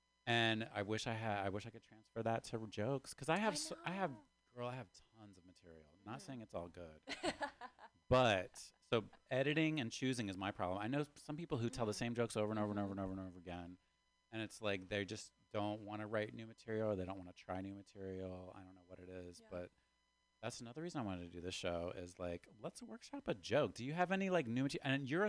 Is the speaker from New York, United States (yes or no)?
no; West Virginia, United States; born or raised there; accent: Southern drawl